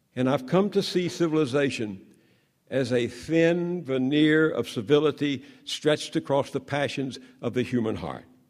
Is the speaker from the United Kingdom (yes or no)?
no; the South, United States; I grew up in the South where white supremacists ruled